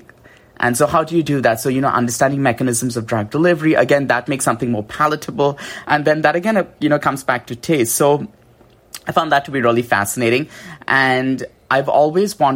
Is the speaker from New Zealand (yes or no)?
no; India; moved away; I grew up in India